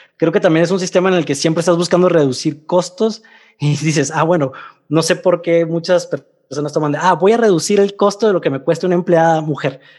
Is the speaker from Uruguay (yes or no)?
no; Mexicali, Baja California, Mexico; also born or lived in Russia; now in Mexico City, Mexico; de Mexicali